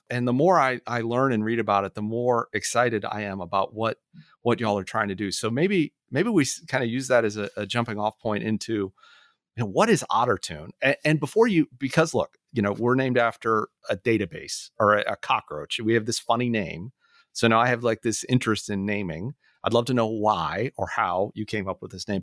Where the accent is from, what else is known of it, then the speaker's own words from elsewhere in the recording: Orlando, Florida, United States; moved away; I was back in my hometown this, this past week. I was born in Orlando